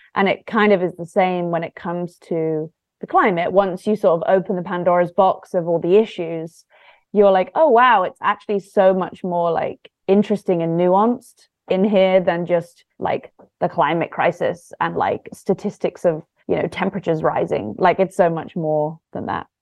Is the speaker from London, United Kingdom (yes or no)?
yes; London, United Kingdom; moved away as an adult; also born or lived in south coast of England; now in Los Angeles, United States; I grew up in London, very much kind of city sort of childhood